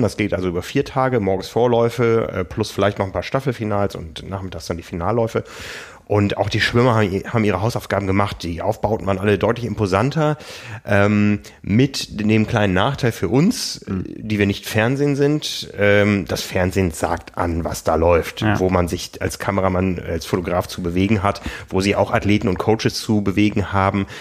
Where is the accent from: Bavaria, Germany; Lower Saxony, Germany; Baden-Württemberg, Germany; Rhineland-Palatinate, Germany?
Lower Saxony, Germany; Osnabrück; moved away; meiner Heimat Osnabrück